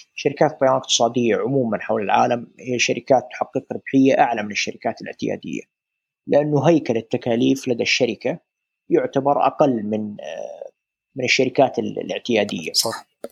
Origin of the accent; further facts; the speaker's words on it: Saudi Arabia; عندنا في السعوديه